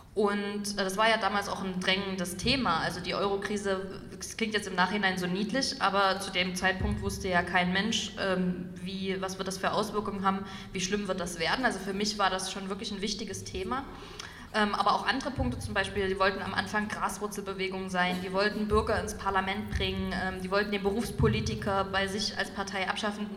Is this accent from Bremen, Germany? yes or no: no; Dresden, Saxony, Germany; ich komme aus Dresden